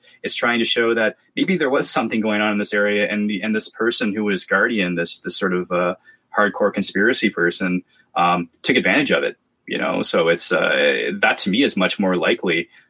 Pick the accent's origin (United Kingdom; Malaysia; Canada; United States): Canada; being very Canadian about it.